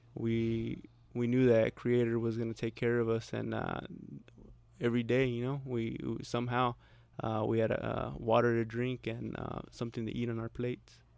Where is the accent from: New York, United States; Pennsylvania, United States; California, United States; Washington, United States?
California, United States; San Diego; I'm from San Diego